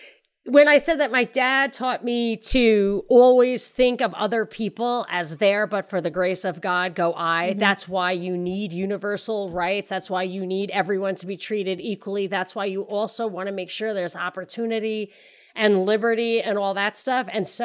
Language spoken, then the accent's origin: English; Ireland; And I mean, I'm Irish. I'm an Irish citizen.